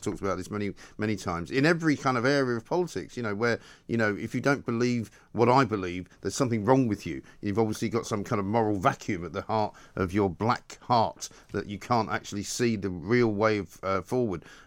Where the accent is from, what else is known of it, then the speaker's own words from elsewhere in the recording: London, United Kingdom; born and raised in London for a very long time ago